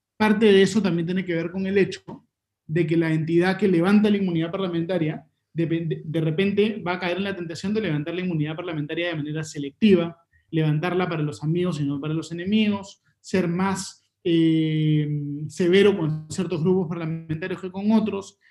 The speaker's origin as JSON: {"language": "Spanish", "country": "Peru", "said": "como peruanos"}